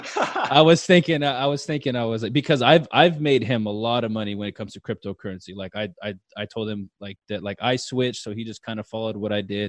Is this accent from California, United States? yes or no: yes; Fresno, California, United States; born or raised there